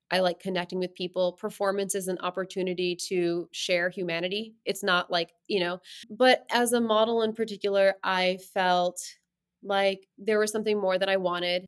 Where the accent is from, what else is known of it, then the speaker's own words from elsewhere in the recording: New Jersey, United States; moved away as an adult; now in New York, United States; I grew up in, like, suburbia